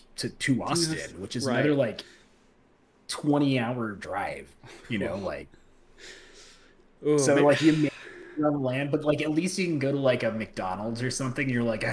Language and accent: English; England, United Kingdom; But yeah, I'm English.